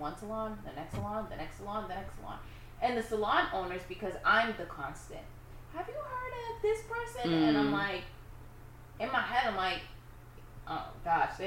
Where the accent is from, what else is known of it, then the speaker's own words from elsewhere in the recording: Boston, Massachusetts, United States; I'm from Boston